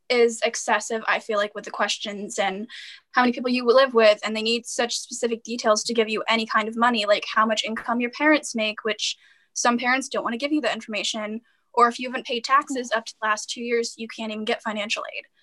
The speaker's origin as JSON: {"language": "English", "region": "Georgia", "country": "United States", "moved": "as an adult", "lives_now": "New Hampshire, United States", "said": "when I moved from Georgia to New Hampshire for college, I got tacked on an extra twenty thousand dollars just to attend an out-of-state college."}